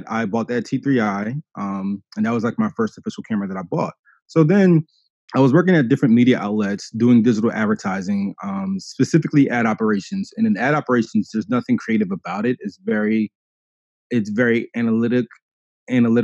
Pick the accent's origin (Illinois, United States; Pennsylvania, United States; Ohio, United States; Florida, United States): Pennsylvania, United States; Philadelphia; I'm also from Philadelphia